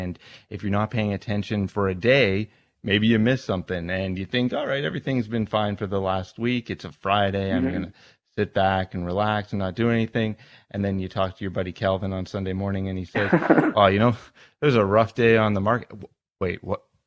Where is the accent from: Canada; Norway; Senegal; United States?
Canada; Richmond Hill, Ontario; also born or lived in Toronto; I grew up in Richmond Hill, but now I've moved even further north